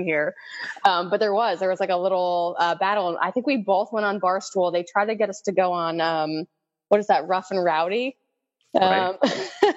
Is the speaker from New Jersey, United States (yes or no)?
yes; New Jersey, United States; I'm from New Jersey